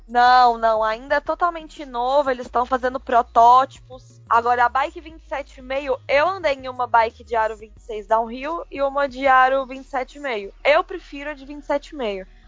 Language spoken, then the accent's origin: Portuguese; Belo Horizonte, Minas Gerais, Brazil; eu sou de Belo Horizonte.